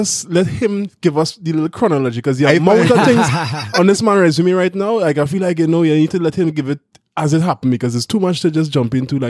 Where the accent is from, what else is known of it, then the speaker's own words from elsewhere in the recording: Trinidad & Tobago; We come from Trinidad